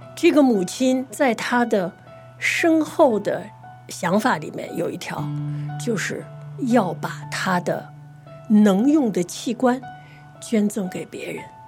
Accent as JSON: {"language": "Chinese", "country": "China", "said": "我们中国人哈，不太善于谈论死亡"}